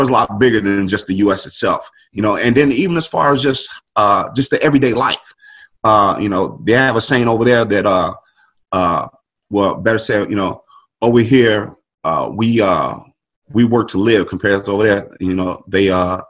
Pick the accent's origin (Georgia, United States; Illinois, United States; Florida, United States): Illinois, United States; Chicago; moved away as an adult; also born or lived in England; I was from the South Side of Chicago